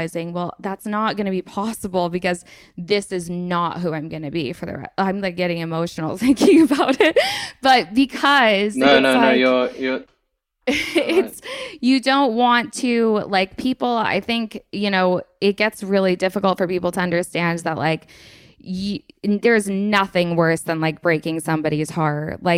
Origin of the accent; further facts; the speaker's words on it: England, United Kingdom; also born or lived in United States; Like I served in the army and I'm from England and I lived in America and I've got all these things